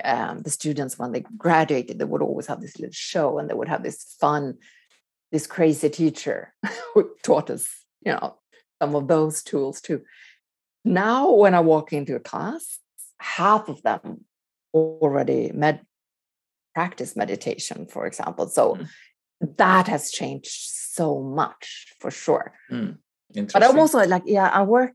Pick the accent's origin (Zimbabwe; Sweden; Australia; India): Sweden; moved away as an adult; also born or lived in Quebec, Canada / Los Angeles, United States; growing up in Sweden